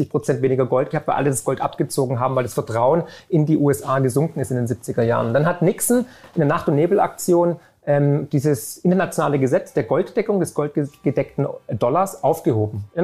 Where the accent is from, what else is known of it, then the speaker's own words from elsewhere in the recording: Baden-Württemberg, Germany; Als Schwabe, wie du ja auch einer bist wie ich, kriegst du auf dem Sparbuch keine Zinsen mehr.